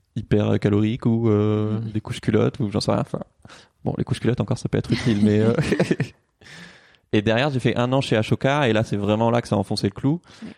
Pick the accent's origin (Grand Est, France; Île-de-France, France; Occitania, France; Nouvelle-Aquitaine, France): Occitania, France; Toulouse; moved away as an adult; now in Paris, France; j'ai grandi à Toulouse